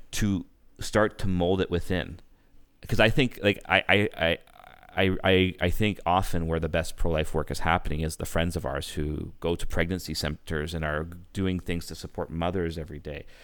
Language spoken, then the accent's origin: English; Canada; as a Canadian